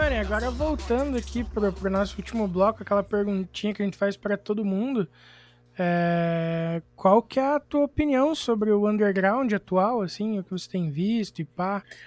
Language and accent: Portuguese; Irati, Paraná, Brazil; Eu sou do Paraná, uma cidade chamada Irati